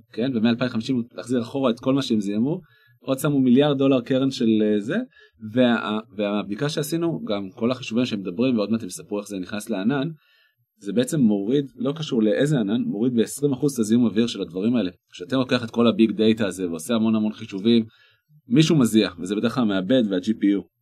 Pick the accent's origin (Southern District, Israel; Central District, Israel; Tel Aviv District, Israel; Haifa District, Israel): Haifa District, Israel; the Krayot; moved away; אני במקום מהקריות